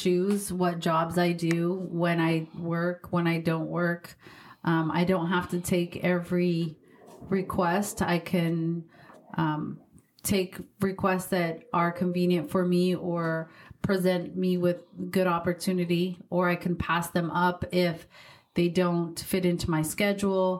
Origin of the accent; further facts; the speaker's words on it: Pueblo, Colorado, United States; I was born and raised in Pueblo, Colorado